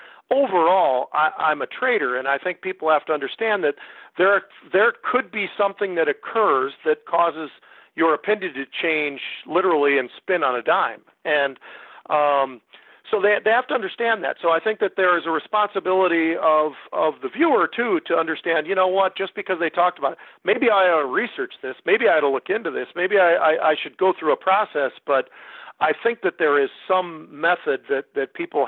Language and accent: English; Bay Area, California, United States; also born or lived in Minneapolis, Minnesota / Chicago / Connecticut / Tampa; now in Minnesota, United States; born and raised in the Bay Area, California